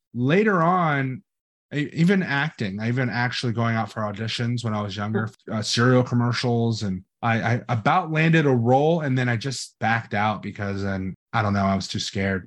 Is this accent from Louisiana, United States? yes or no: no; Los Angeles, California, United States; now in Florida, United States; I grew up in Hollywood, California